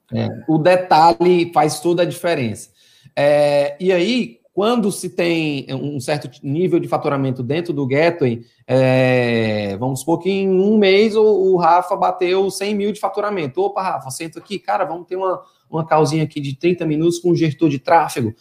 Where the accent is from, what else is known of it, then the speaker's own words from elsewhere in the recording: Fortaleza, Ceará, Brazil; moved away as an adult; now in Teresina, Brazil; eu sou de Fortaleza, Ceará, atualmente eu estou morando em Teresina